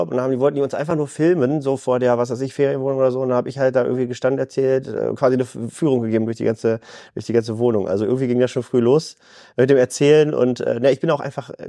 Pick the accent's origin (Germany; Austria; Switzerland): Germany; Bielefeld, North Rhine-Westphalia; In Bielefeld habe ich wirklich alles, was ich brauche. Ich fühle mich einfach wohl und das ist meine Heimat.